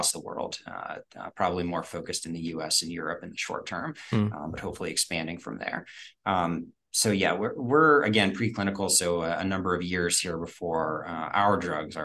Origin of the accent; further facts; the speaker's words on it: Pittsburgh, Pennsylvania, United States; also born or lived in North Carolina; born in North Carolina, but raised in Pittsburgh